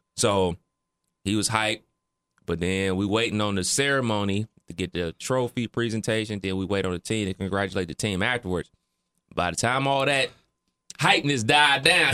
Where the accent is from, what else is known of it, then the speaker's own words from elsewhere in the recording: Ohio, United States; growing up in the Midwest, especially Ohio